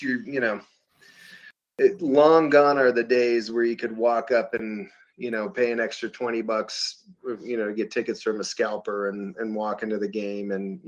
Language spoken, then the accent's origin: English; Denver, Colorado, United States; You know, I think about, like, you know, my hometown, football team, the Denver Broncos, in season tickets.